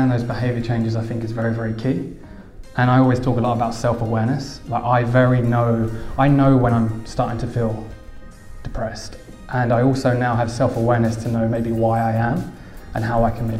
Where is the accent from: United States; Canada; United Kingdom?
United Kingdom; Essex, East of England; I'm from Essex